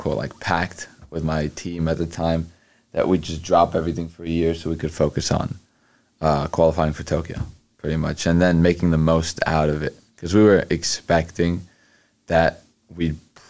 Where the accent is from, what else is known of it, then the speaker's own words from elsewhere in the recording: Egypt; also born or lived in Houston, United States; Well, where I'm from is Egypt. I was born in Houston, Texas. But lately I've been living in Egypt for like the past 3 years.